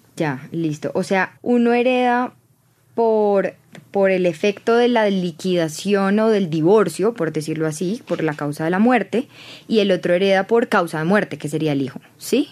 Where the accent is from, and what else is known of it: Colombia